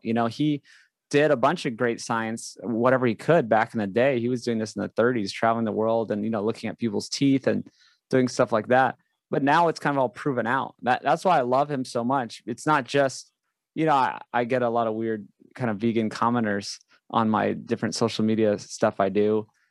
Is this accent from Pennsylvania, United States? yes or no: no; Hawaii, United States; I grew up in Hawaii.